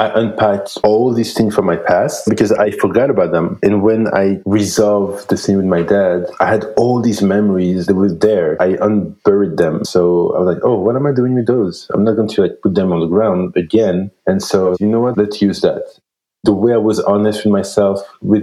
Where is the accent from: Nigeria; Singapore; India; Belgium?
Belgium; moved away as an adult; now in Vancouver, Canada; I grew up in Belgium